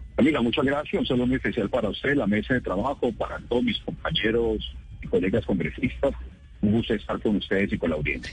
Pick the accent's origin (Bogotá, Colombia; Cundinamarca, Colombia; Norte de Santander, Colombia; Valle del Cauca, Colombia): Valle del Cauca, Colombia; Cali; todos los caleños